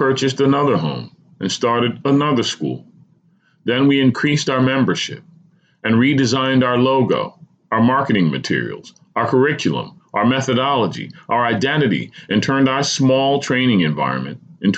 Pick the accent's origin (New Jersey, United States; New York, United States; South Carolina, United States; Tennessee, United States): New Jersey, United States; New Jersey, my home state